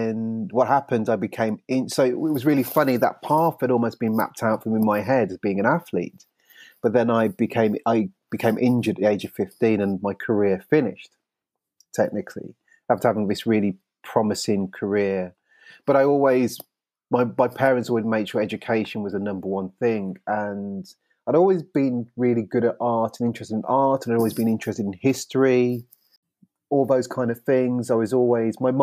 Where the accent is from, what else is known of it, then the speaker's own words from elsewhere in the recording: Birmingham and the Black Country, West Midlands, United Kingdom; now in London, United Kingdom; I grew up in the West Midlands